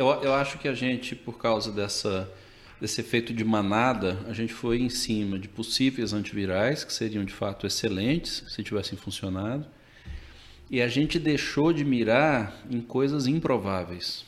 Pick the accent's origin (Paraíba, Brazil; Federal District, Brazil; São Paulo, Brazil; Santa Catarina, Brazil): Federal District, Brazil; Brasília; moved away as an adult; now in Manaus, Brazil; eu já nasci em Brasília, fiz a minha faculdade de medicina lá